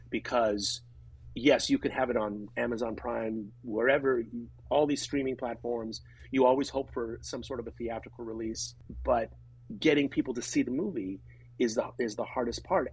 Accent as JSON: {"language": "English", "town": "Grass Valley", "region": "California", "country": "United States", "tie": "born or raised there", "said": "my hometown of Grass Valley, which is in Northern California"}